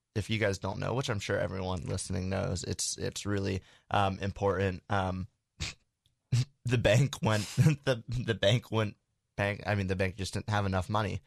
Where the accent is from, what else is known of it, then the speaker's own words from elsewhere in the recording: United States; I'm an American